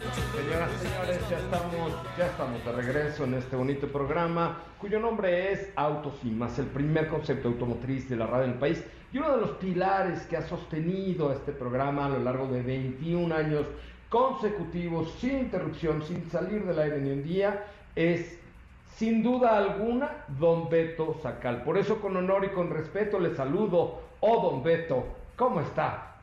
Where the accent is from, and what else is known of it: Mexico